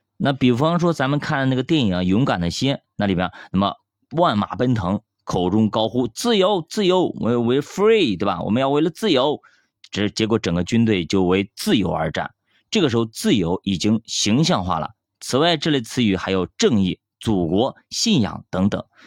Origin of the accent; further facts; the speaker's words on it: China; 咱们作为中国人是有点骨气的